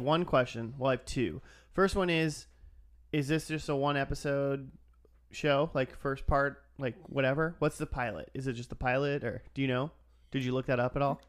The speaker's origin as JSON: {"language": "English", "region": "Minnesota", "country": "United States", "tie": "born or raised there", "said": "I'm from Minnesota, and Kevin Sorbo's a hometown hero."}